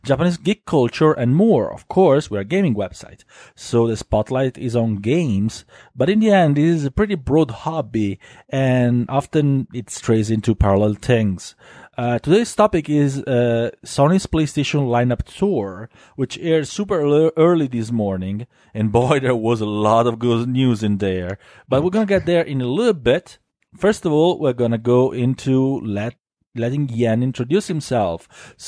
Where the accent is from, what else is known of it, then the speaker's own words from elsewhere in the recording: Italy; accent: Italian; English is a second language; you have to bear my Italian accent